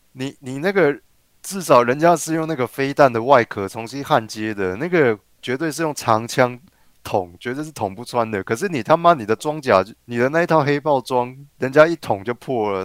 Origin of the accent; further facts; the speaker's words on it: Tainan, Taiwan; 咱们老家台南